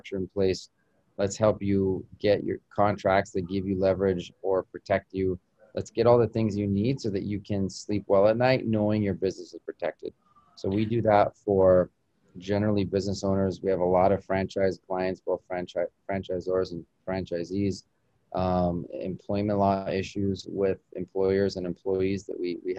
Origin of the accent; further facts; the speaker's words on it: Albuquerque, New Mexico, United States; moved away as an adult; now in Miami, United States; I grew up in Albuquerque, you know, the great Southwest